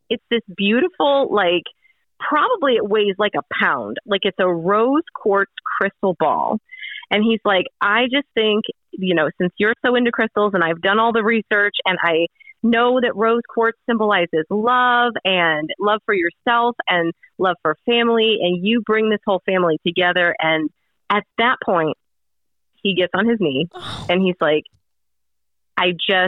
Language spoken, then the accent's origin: English; Cleveland, Ohio, United States; now in Charlotte, United States; I'm from Cleveland, Ohio